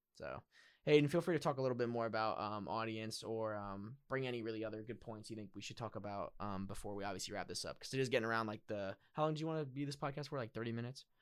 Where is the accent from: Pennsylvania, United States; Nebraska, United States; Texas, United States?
Pennsylvania, United States; I'm also from Pennsylvania